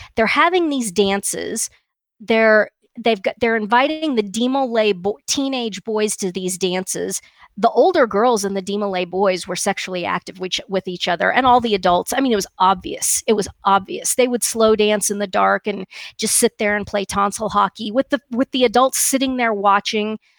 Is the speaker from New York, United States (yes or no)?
no; Kansas, United States; where I grew up in Kansas was, you know, almost completely Protestant